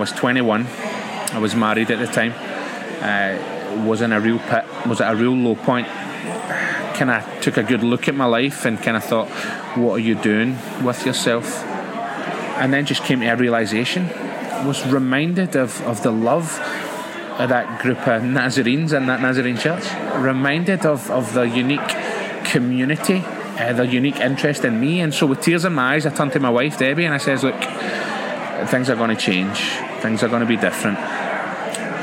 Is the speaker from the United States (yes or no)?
no; Glasgow, Scotland, United Kingdom; moved away as an adult; now in Northern Ireland, United Kingdom; I grew up in Scotland, a city called Glasgow. Hopefully you guys can pick up my accent